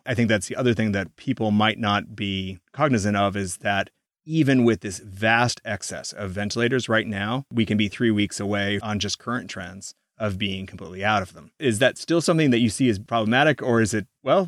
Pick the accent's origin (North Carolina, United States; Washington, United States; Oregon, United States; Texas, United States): Oregon, United States; The Dalles; moved away; my hometown of The Dalles, Oregon